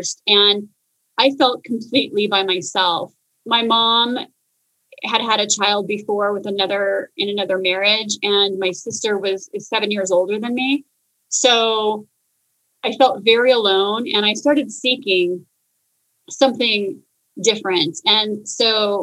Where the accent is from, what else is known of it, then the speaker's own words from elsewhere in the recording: Phoenix, Arizona, United States; I am from Phoenix, and I grew up in a family that was entrepreneurial